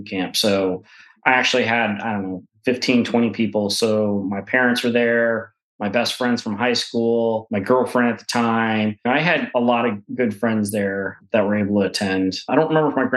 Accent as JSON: {"language": "English", "town": "Rockford", "region": "Illinois", "country": "United States", "tie": "born or raised there", "moved": "yes", "said": "I grew up in Rockford, Illinois, second largest city"}